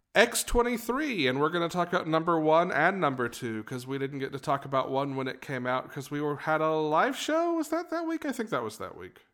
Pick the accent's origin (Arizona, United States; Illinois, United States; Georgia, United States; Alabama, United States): Georgia, United States; we're from the state of Georgia